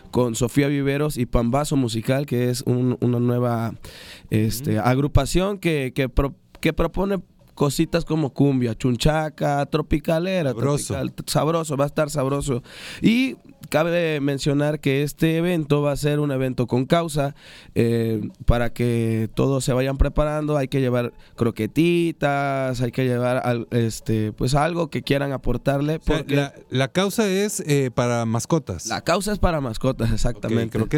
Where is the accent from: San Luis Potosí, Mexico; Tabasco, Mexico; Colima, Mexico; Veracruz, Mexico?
Veracruz, Mexico; ¿De dónde eres, Melodias? Yo soy del sur de Veracruz.